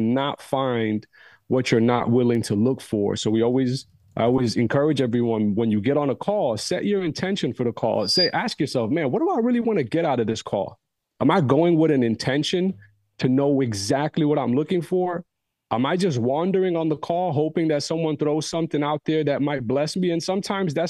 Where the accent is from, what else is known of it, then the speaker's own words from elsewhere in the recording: United States; Growing up in the States, different communities